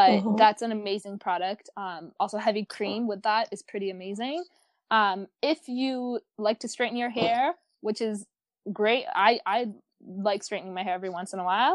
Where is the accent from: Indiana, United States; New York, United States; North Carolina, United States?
New York, United States; I'm from New York. I live in New York